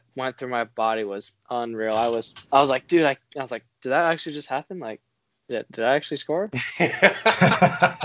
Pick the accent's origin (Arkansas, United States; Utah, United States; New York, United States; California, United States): Utah, United States; Ogden; I actually moved up to Utah in 2012